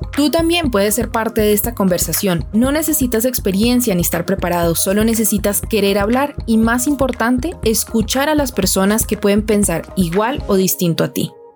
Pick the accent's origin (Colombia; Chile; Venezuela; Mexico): Colombia; cómo somos los colombianos, qué queremos para nuestro país